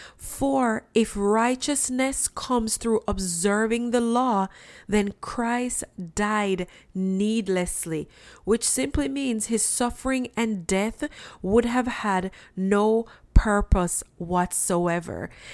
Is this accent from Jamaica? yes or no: yes; Jamaica; I'm from Jamaica. And when I was growing up, we had red floors.